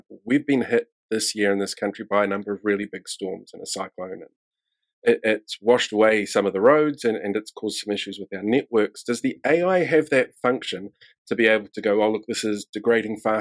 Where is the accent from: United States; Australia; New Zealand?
New Zealand; I'm from New Zealand